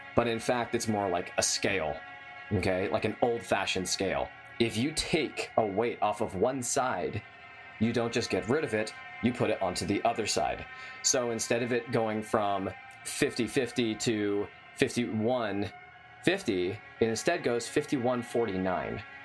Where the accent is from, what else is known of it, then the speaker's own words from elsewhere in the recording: San Diego, California, United States; I grew up in San Diego